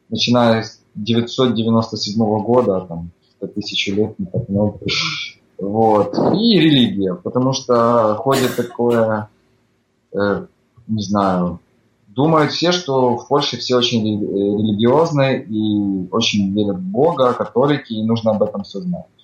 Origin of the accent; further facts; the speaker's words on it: Ukraine; now in Warsaw, Poland; Э, всем привет … я тоже родом из Украины, но последние 9 месяцев уже живу в Варшаве.